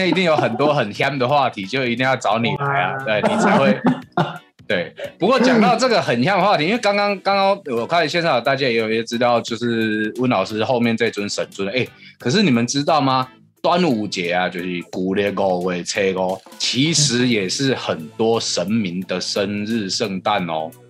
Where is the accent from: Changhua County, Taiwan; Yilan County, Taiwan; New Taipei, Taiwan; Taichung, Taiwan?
Taichung, Taiwan; 我台中人，我台中人也一点爱就符合